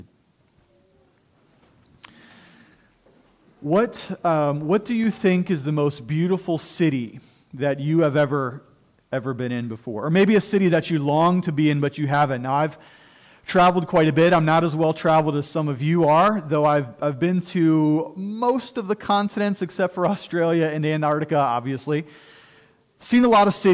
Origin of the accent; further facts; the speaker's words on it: Cuyahoga Falls, Ohio, United States; I love Cuyahoga Falls, Ohio. That's where I was born and raised, and I love it